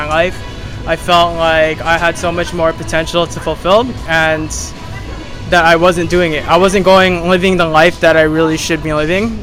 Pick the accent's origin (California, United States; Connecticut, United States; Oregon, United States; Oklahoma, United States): California, United States; Los Angeles; moved away as an adult; also born or lived in San Luis Obispo, California; now in Bali, Indonesia; I'm from Los Angeles, California